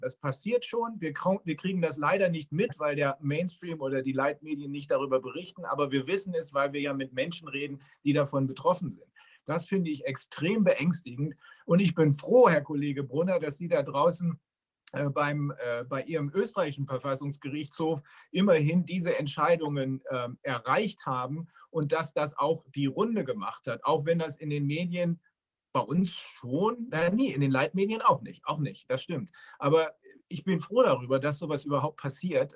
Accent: Germany; hier bei uns in Deutschland

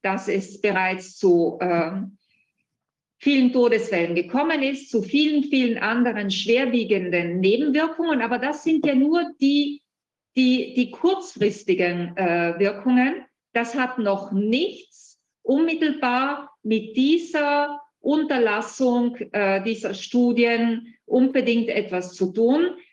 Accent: Italy; bei uns in Italien

